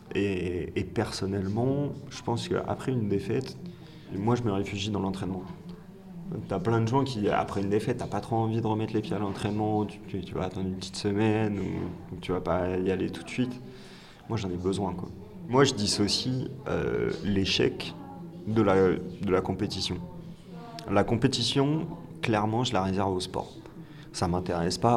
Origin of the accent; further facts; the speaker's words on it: France; l'éducation nationale nous a forgés en tant que Français on nous a appris à détester l'échec.